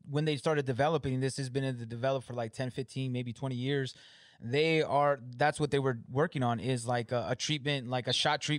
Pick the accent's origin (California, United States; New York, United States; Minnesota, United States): California, United States; Like we're all from California, but they moved out here before me.